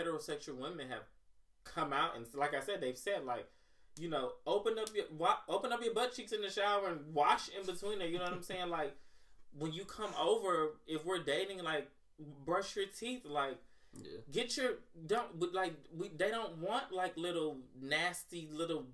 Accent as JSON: {"language": "English", "region": "Mississippi", "country": "United States", "said": "I'm from Mississippi"}